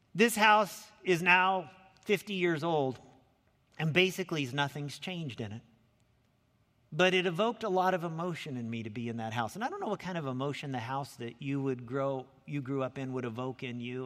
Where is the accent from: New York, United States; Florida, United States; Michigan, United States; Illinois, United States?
Illinois, United States; Lincoln; now in Anaheim, United States; I grew up down in Lincoln, Illinois.